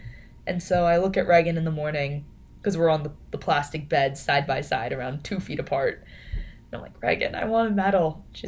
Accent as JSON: {"language": "English", "town": "Las Vegas", "region": "Nevada", "country": "United States", "tie": "born or raised there", "moved": "as an adult", "lives_now": "Austin, United States", "said": "I come home to Vegas for 2 weeks. In Vegas, my hometown"}